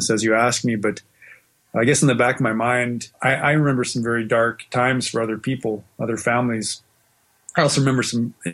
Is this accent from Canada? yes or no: yes; Western Canada, Canada; also born or lived in Australia; of moved around a lot. We spent a little bit of time in Australia, in the 70s, but mostly I was in Western Canada.